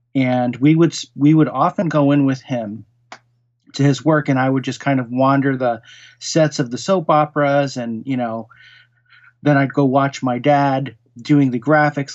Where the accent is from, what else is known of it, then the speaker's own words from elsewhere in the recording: Norwalk, Connecticut, United States; also born or lived in Queens, New York; I really grew up in, uh, southeastern Connecticut. And, um, in Fairfield County, the town was Norwalk, Connecticut